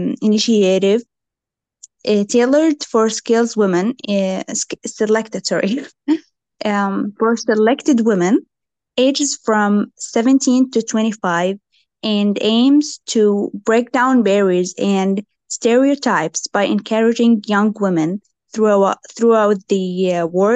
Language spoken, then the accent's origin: English; Jordan; I am from Jordan.